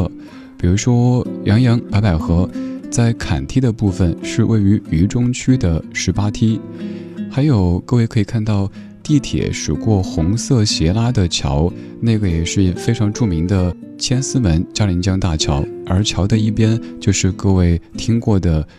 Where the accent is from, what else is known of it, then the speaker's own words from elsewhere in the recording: Chengdu, Sichuan, China; 去我的家乡走一走。作为一个成都人，今年才第一次去重庆。